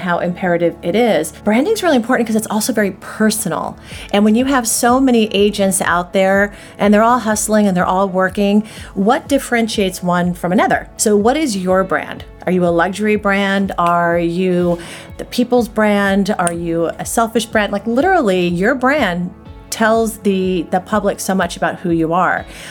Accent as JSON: {"language": "English", "town": "Anaheim", "region": "California", "country": "United States", "tie": "born or raised there", "also_born_or_lived": "Los Angeles", "lives_now": "Santa Monica, United States", "said": "I grew up in Anaheim. My dad was a cop and my mom was a housewife. We lived there all of my school years"}